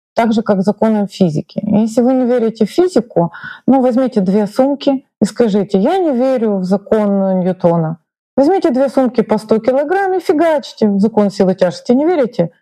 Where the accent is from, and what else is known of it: Ukraine